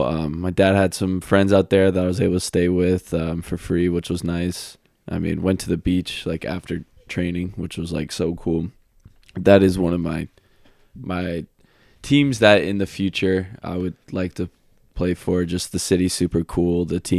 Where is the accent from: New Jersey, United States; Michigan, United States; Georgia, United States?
Georgia, United States; Atlanta; And like, I'm from Atlanta, so I'm used to a lot of traffic.